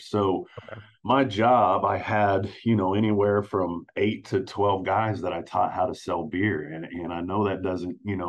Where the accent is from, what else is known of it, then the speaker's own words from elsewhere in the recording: Wichita, Kansas, United States; I'm from Wichita, Kansas.